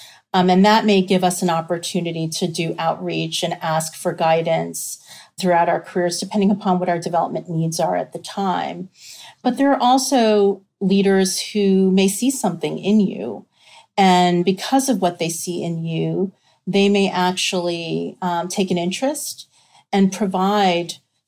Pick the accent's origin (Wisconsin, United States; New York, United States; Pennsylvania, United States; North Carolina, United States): New York, United States; personal background on me, I was raised in New York.